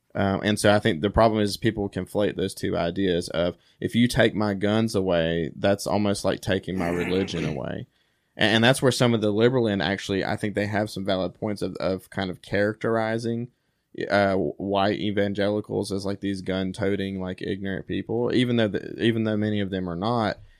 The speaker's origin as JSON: {"language": "English", "country": "United States", "said": "as an American"}